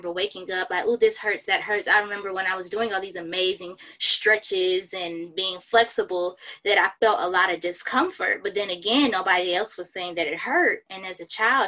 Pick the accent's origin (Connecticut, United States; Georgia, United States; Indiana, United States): Georgia, United States; Atlanta; now in Houston, United States; I'm from Atlanta